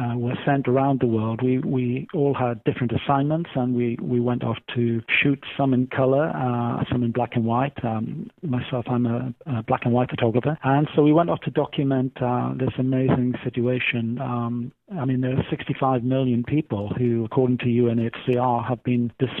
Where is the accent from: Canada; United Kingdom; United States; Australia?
United Kingdom; I'm British